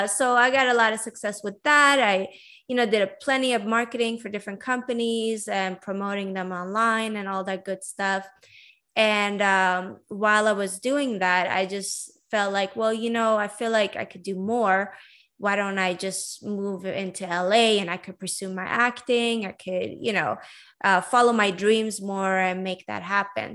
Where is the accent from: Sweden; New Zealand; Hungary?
Sweden; moved away as an adult; also born or lived in Iran / San Diego, United States / Vancouver, Canada; now in Los Angeles, United States; I'm basically Iranian. I was born in Iran and I grew up in Sweden. And I was raised in Sweden all the way until I was 22